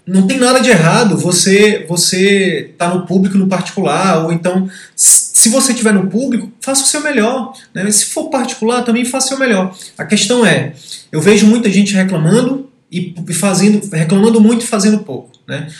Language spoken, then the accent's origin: Portuguese; Piauí, Brazil; now in Manaus, Brazil; Eu sou do Piauí, hoje moro em Manaus